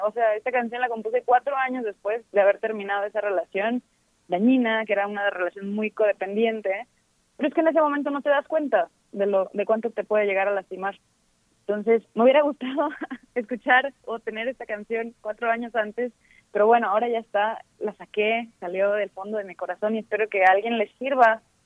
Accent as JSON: {"language": "Spanish", "region": "Veracruz", "country": "Mexico", "also_born_or_lived": "Xalapa, Veracruz", "moved": "as an adult", "lives_now": "Mexico City, Mexico", "said": "somos de Veracruz"}